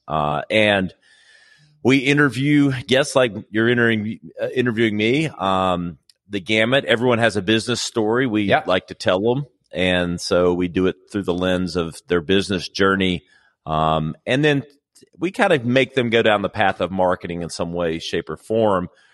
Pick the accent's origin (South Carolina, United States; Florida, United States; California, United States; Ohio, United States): South Carolina, United States; Greenville; here in Greenville, which is my original home. I'm from South Carolina